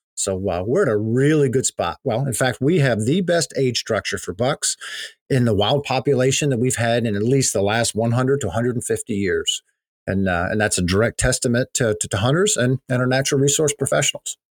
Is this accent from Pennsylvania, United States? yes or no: yes; Pennsylvania, United States; my home state of Pennsylvania